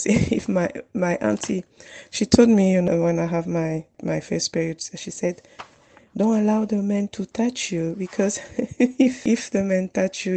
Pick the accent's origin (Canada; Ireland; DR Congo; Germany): DR Congo; now in Manchester, United Kingdom; I'm from Congo DRC, is a Central Africa